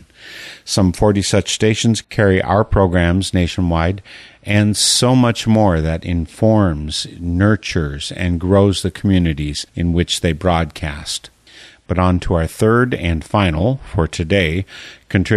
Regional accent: Milwaukee, Wisconsin, United States; now in Eau Claire, United States; I'm in Eau Claire, Wisconsin right now, but I grew up just in the orbit of Milwaukee

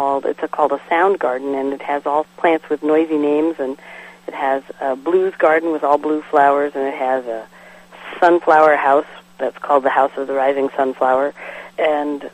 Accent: Michigan, United States; moved away; I'm from Michigan originally

